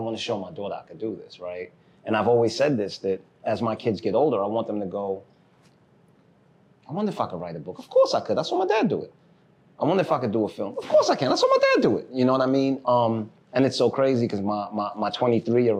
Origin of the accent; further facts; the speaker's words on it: New York City, New York, United States; also born or lived in Haiti; I was born in Brooklyn